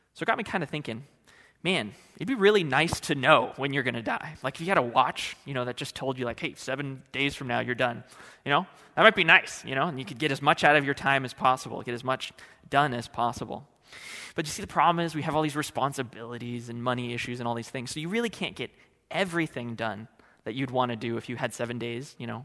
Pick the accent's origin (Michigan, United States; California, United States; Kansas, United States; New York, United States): California, United States; moved away as an adult; now in Oregon, United States; I hail from California.